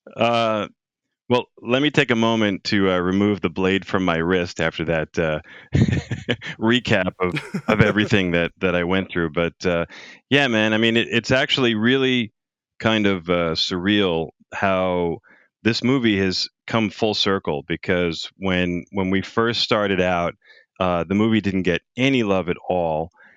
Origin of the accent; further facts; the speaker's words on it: Long Island, New York, United States; my hometown of Long Island